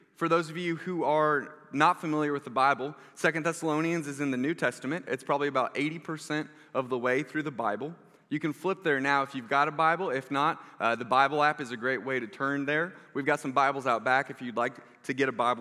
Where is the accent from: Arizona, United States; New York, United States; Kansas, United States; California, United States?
Kansas, United States; South Johnson County; I grew up in South Johnson County